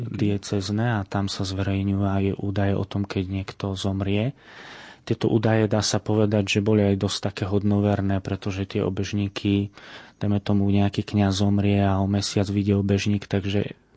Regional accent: Fričovce, Prešov Region, Slovakia; odkiaľ pochádzam z Fričoviec

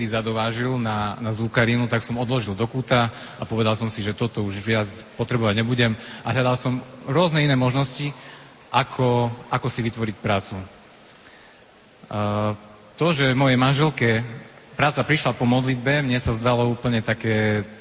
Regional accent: Levoča, Prešov Region, Slovakia; also born or lived in Bratislava; prišli sme z Levoče

